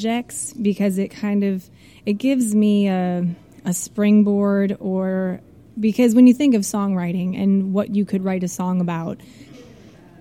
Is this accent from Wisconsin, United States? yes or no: yes; Algoma, Wisconsin, United States; moved away as an adult; also born or lived in Baltimore, Maryland; now in California, United States; I'm from Wisconsin, small town, Algoma, Wisconsin, which is about 25 miles east of Green Bay